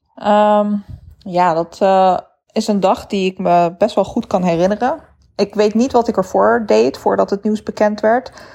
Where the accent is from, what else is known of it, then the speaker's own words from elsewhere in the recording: Netherlands; persoonlijke ervaring als een Nederlander met een moslimachtergrond